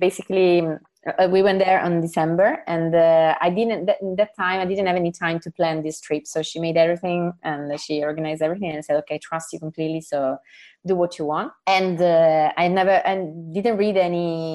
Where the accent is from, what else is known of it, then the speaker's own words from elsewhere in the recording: Sicily, Italy; English is a second language; I come from Sicily.